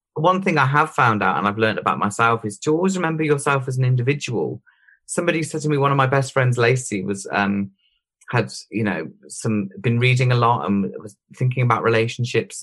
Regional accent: Droitwich, West Midlands, United Kingdom; also born or lived in Worcester; Droit, which was just my hometown where my parents live

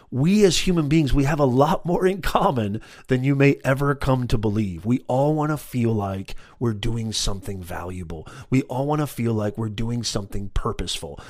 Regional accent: Orange County, California, United States; I'm from the Orange County area as well in California

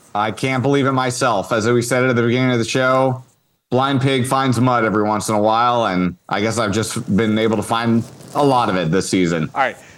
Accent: Northern California, United States; somebody born and raised in Northern California

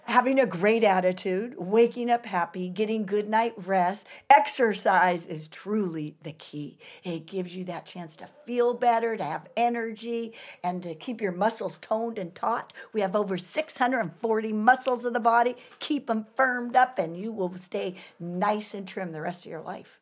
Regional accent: San Pedro, California, United States; I'm from San Pedro, California

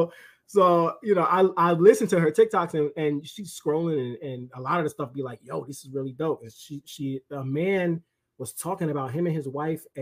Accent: New York, United States; I'm from New York

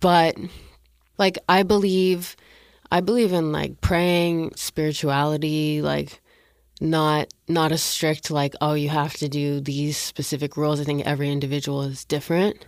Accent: Canada; moved away as an adult; now in Los Angeles, United States; I'm from Canada and, like, I had just moved to L A.

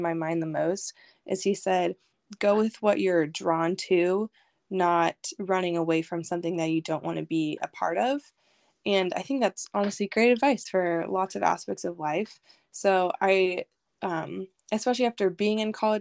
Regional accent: Silverton, Oregon, United States; moved away as an adult; also born or lived in Boise, Idaho / Hawaii; now in Baltimore, United States; I grew up in Silverton, Oregon.

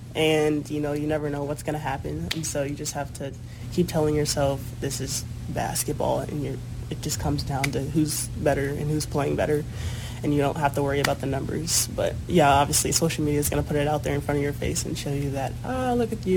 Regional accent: St. Louis, Missouri, United States; moved away; also born or lived in Kansas City; I'm from, born in Kansas City, but I'm from St. Louis, Missouri

